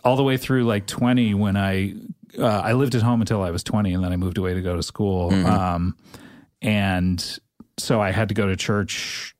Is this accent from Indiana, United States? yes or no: no; California, United States; also born or lived in Savannah, Georgia; I was born in Georgia, but moved to California.